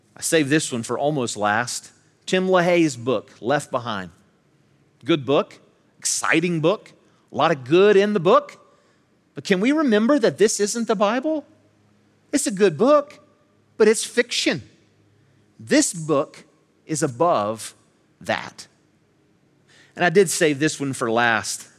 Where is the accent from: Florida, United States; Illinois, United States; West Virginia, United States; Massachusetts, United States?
West Virginia, United States; Charleston; I'm from West Virginia, I'm from this, I was born in Charleston, raised here in the Kanawha Valley